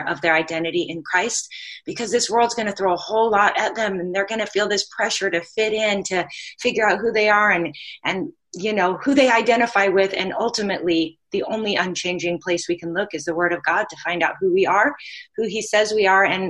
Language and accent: English; Pacific Northwest, United States; now in Hawaii, United States; I'm originally from the Pacific Northwest, so I know what it's like to live where there's seasons